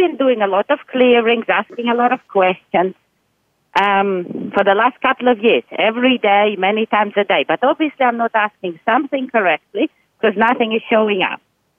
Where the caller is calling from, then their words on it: Australia; I'm coming from Australia.